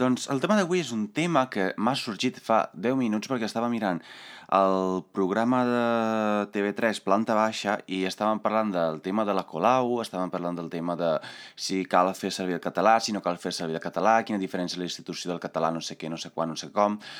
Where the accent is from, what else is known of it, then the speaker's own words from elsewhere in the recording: Italy; Catalan is a second language; moved away; jo sóc d'Itàlia